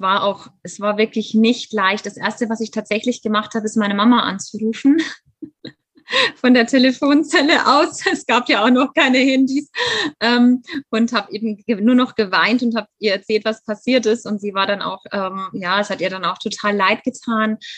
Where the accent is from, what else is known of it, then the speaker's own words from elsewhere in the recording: Germany; also born or lived in Bavaria; ich lebe in Bayern. Ich bin ähm, in Deutschland auch aufgewachsen, bin aber tatsächlich Halbamerikanerin